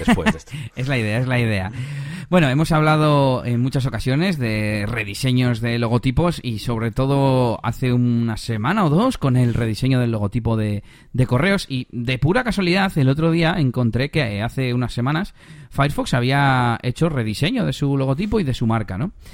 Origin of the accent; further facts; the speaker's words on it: Bilbao, Basque Country, Spain; also born or lived in Las Merindades, Burgos; vengo de Bilbao